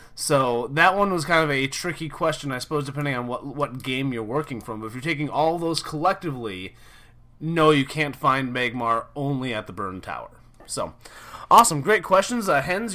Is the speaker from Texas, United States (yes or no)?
no; Minnesota, United States; moved away; I'm originally from Minnesota